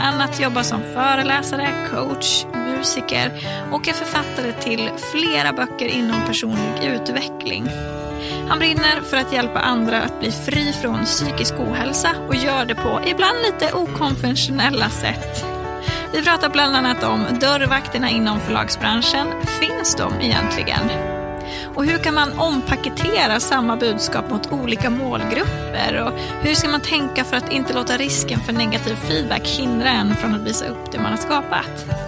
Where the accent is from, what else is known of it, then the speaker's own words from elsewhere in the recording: Norrland, Sweden; accent: skorrande norrländska (Norrland dialect with uvular r); min skorrande norrländska